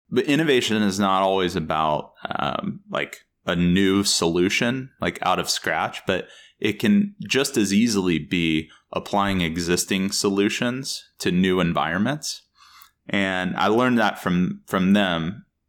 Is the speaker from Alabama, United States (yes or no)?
no; Texas, United States; moved away as an adult; also born or lived in Chicago; I grew up in Texas, and American football is basically a religion there